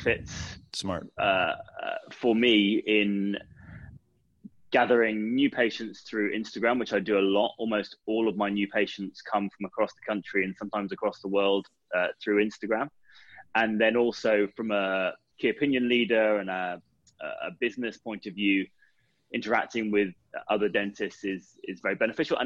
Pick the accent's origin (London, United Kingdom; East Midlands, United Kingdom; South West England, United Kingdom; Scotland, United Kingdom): London, United Kingdom; I'm definitely from London